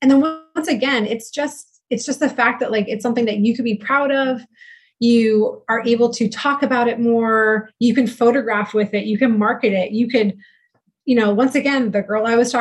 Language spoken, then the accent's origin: English; East Coast, United States; moved away as an adult; I am originally from the East Coast, right? Which, you know, and I moved here about 8 years ago